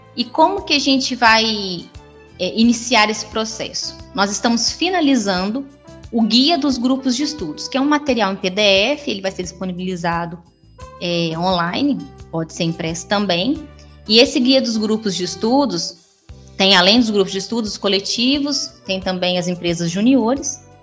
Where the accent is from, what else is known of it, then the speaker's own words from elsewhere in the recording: Divinópolis, Minas Gerais, Brazil; also born or lived in São Tiago; minha minha adolescência foi toda em Divinópolis